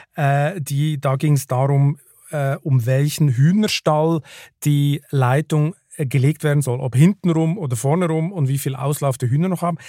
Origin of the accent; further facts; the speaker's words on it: Switzerland; now in Germany; gerade ich als Schweizer, als ich hierher gekommen bin